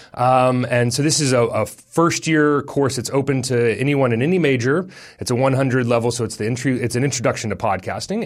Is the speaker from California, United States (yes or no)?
no; Texas, United States; now in New Zealand; as an American, as a Texan